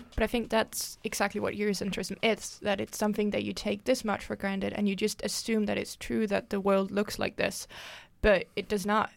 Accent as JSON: {"language": "English", "country": "Denmark", "said": "I am twenty-four years old and I am from Denmark"}